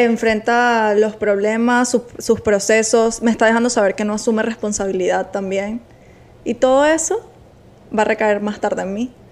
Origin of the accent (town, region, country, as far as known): Venezuela; now in Miami, United States